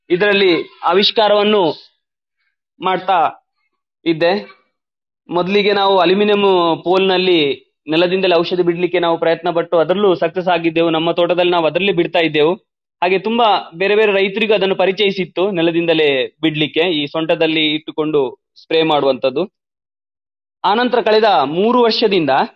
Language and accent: Kannada; Balanja village, Belthangady taluk, Karnataka, India; ನಾನು ಬೆಳ್ತಂಗಡಿ ತಾಲೂಕಿನ ಬಳಂಜ ಗ್ರಾಮದ ಕುಲಂಜಿರೋಡಿ ಎಂಬಲ್ಲಿ ನನ್ನ ಹುಟ್ಟೂರು